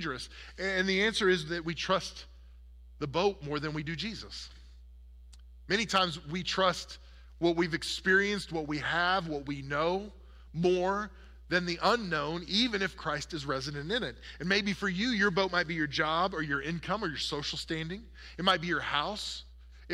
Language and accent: English; Oklahoma, United States; I grew up in Oklahoma, where the wind comes sweeping down the plain